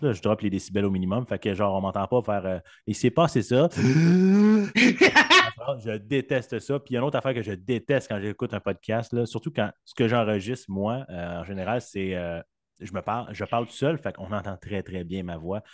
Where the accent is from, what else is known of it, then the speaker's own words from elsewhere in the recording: Saint-Jérôme, Quebec, Canada; moved away as an adult; also born or lived in western Canada; je suis né à Saint-Jérôme